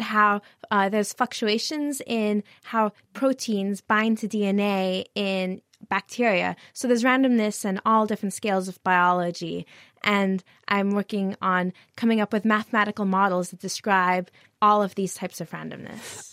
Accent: United States; now in Cambridge, United Kingdom; I'm from the United States

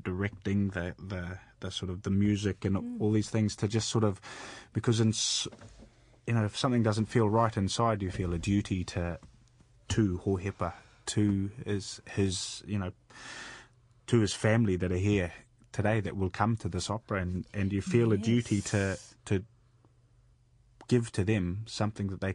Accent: Hawke's Bay, New Zealand; moved away as an adult; also born or lived in Hastings; now in Wales, United Kingdom; Grew up in the mighty Hawke's Bay, now living in Wales

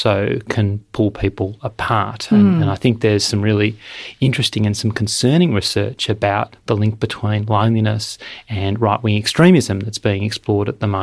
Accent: Melbourne, Victoria, Australia; Melbourne, my hometown

